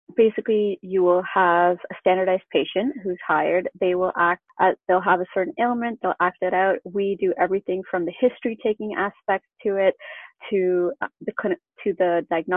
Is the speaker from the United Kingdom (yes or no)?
no; Canada; I grew up in Canada and I went to University of Guelph.